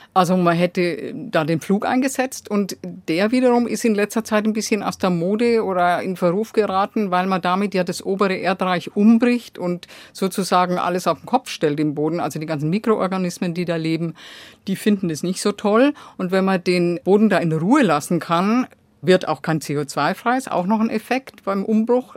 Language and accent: German; Germany; bei uns in Deutschland